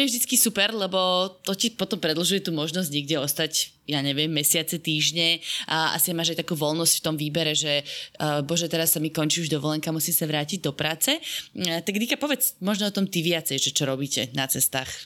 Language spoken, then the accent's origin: Slovak; Považská Bystrica, Trenčín Region, Slovakia; my tam na, na severe, teda v Považskej Bystrici, tak uh, nám to úplne tak pekne meko nejde